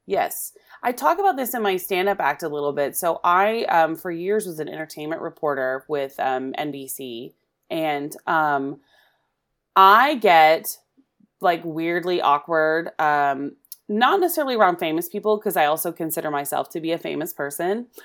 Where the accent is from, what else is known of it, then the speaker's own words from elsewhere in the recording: Oklahoma, United States; moved away; I'm originally from Oklahoma, and I, my family always watched the Carol Burnett show, uh, when I was growing up